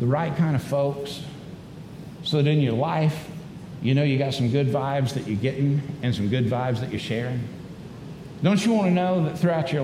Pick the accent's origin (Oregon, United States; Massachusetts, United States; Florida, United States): Florida, United States; Daytona Beach; I grew up in Daytona Beach, Florida